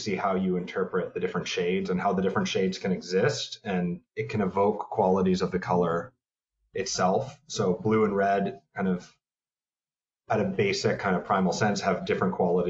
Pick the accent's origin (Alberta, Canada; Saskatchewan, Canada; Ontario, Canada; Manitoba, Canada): Ontario, Canada; Toronto; moved away as an adult; also born or lived in Montreal, Canada; now in New York, United States; I'm from Toronto, Canada.